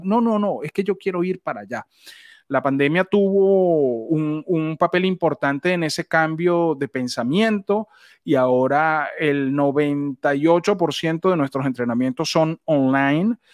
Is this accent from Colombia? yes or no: no; Venezuela; en Venezuela decimos nos cayó la locha es cuando se te prende el bombillo